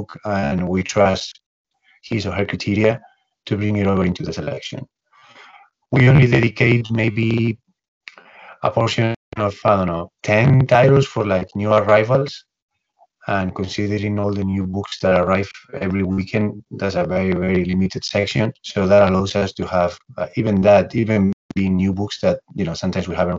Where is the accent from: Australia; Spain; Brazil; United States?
Spain; moved away; We're both from Spain